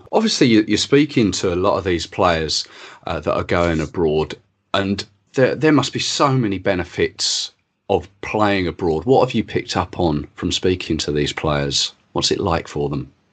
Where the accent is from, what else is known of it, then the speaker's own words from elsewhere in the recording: England, United Kingdom; I'm English. My parents are English. Their parents are English.